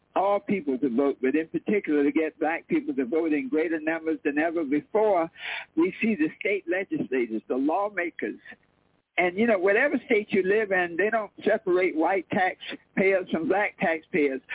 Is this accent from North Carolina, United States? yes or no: yes; Wilmington, North Carolina, United States; I was born in North Carolina, in Wilmington, North Carolina